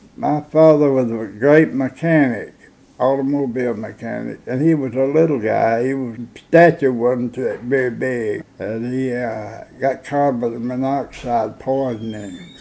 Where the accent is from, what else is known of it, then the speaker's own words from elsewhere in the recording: Gordonsville, Tennessee, United States; I was born in Gordonsville, in uh, 1923